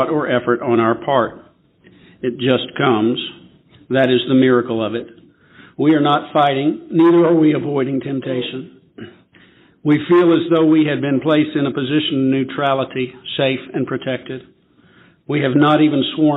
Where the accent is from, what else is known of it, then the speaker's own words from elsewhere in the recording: Memphis, Tennessee, United States; I'm from Memphis, Tennessee.